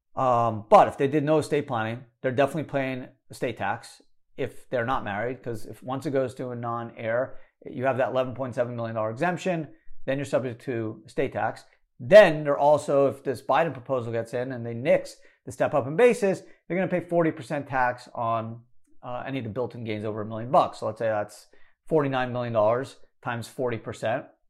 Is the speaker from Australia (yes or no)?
no; Canada; moved away; I was born in Canada